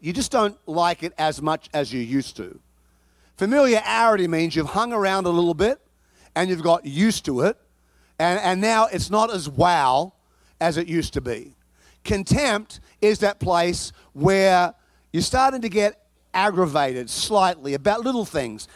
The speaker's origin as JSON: {"language": "English", "town": "Chicago", "region": "Illinois", "country": "United States", "moved": "yes", "lives_now": "Texas, United States", "said": "I come from Chicago"}